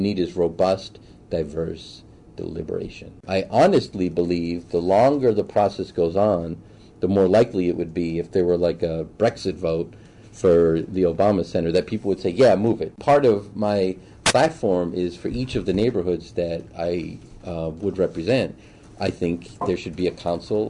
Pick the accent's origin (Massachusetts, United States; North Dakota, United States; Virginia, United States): Massachusetts, United States; Boston; now in Chicago, United States; Born and raised in Boston, went to Suffolk University for undergrad.